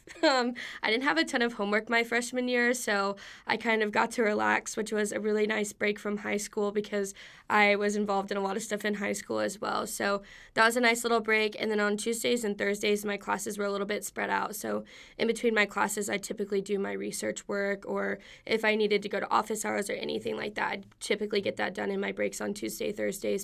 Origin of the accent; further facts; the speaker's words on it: Wichita Falls, Texas, United States; moved away as an adult; I am from Wichita Falls, Texas